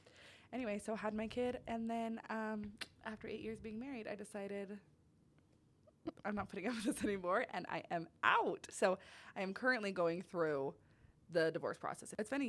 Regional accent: Utah, United States; also born or lived in California; I was born in California, and then I grew up in Utah.

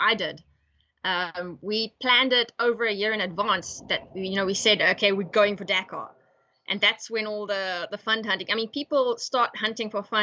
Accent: East London, Eastern Cape, South Africa; moved away; also born or lived in North West, South Africa; I come from East London

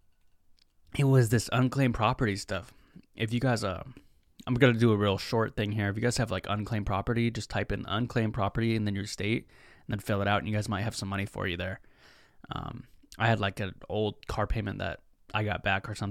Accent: Seattle, Washington, United States; I'm from Seattle

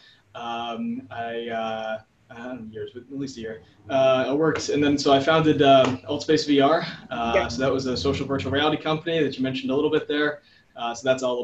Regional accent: Hawaii, United States; I was born and raised in Hawaii and grew up out there

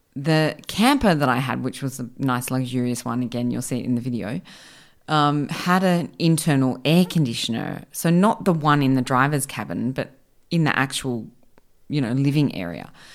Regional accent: Australia; I grew up in Australia

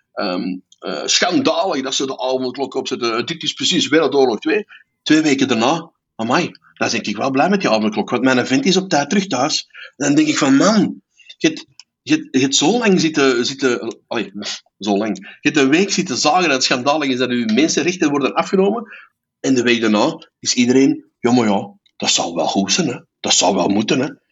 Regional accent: Belgium

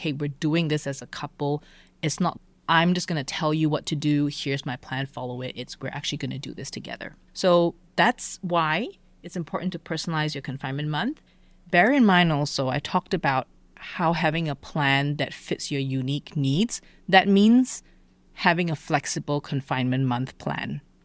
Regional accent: Malaysia; moved away as an adult; also born or lived in Alabama / Germany; I grew up in Malaysia

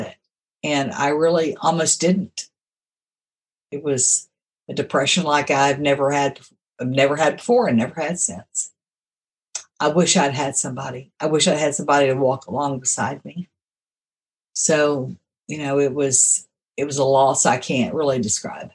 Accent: Houston, Texas, United States; moved away; also born or lived in Augusta, Arkansas / Little Rock, Arkansas; I was raised in Houston, Texas

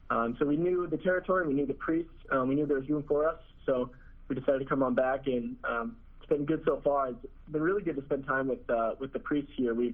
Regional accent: Bloomington, Illinois, United States; in Bloomington, Illinois. So we're both in our hometown

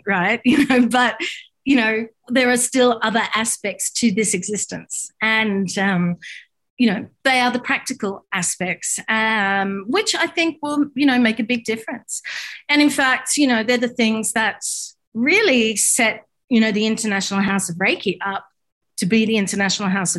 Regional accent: Australia; I'm from Australia

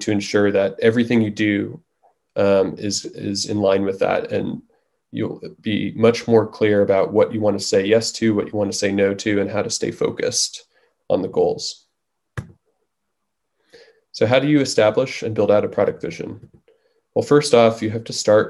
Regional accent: New York, United States; moved away as an adult; also born or lived in Bay Area; I was originally from New York, came out to the Bay Area to go to Stanford for engineering

